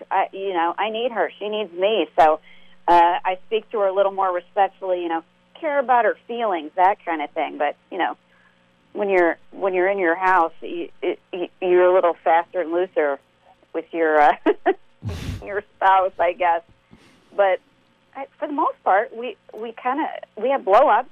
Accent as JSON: {"language": "English", "region": "Nebraska", "country": "United States", "moved": "yes", "said": "we're from Nebraska originally"}